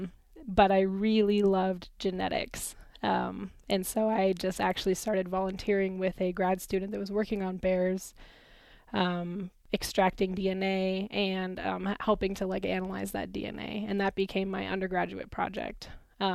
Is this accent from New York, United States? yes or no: no; Southern California, United States; moved away as an adult; now in Nevada, United States; I grew up in Southern California